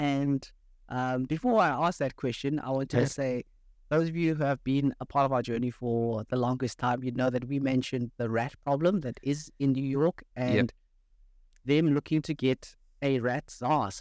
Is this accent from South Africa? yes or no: yes; South Africa; growing up in South Africa